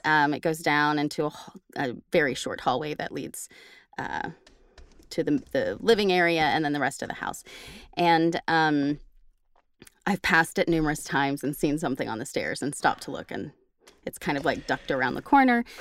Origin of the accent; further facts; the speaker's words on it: Oklahoma, United States; now in Texas, United States; I'm from Oklahoma and I chose Texas for now.